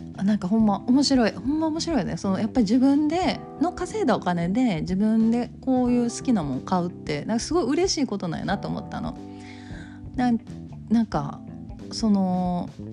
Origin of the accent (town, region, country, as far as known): Kansai, Japan; accent: Kansai dialect